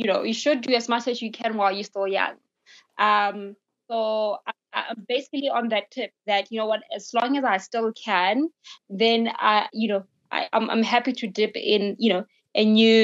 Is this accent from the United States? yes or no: no; South Africa; a South African young Black woman